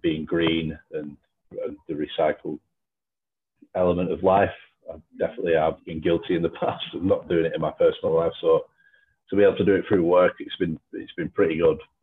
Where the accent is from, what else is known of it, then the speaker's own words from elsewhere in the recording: Lancashire, North West England, United Kingdom; I'm from Lancashire.